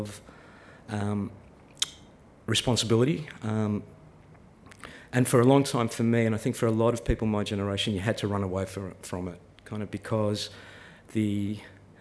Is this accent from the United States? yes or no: no; Melbourne, Victoria, Australia; I grew up in Melbourne